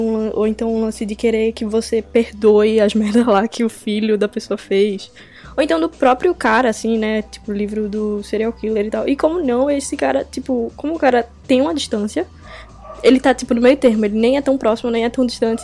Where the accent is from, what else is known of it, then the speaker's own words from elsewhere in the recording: Recife, Pernambuco, Brazil; eu sou de Recife